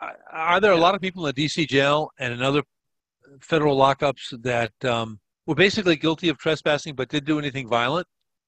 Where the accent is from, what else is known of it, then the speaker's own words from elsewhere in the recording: United States; now in Peru; I don't live in the States anymore. I'm an American, but I live in Peru.